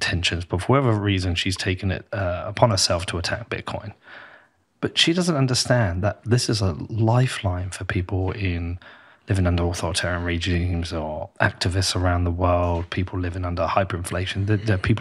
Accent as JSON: {"language": "English", "town": "Bedford", "region": "East of England", "country": "United Kingdom", "accent": "Bedford", "said": "my proper accent is a proper Bedford accent"}